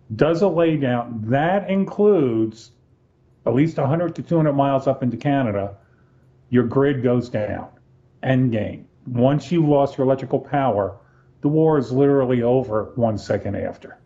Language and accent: English; Black Mountain, North Carolina, United States; my my hometown, Black Mountain, North